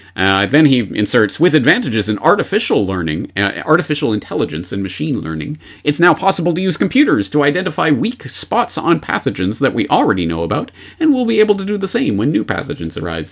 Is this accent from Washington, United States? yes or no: yes; Seattle, Washington, United States; my hometown of Seattle